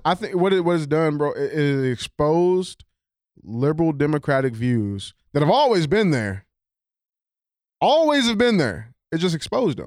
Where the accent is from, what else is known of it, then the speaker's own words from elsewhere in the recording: St. Louis, Missouri, United States; on the west side of Saint Louis City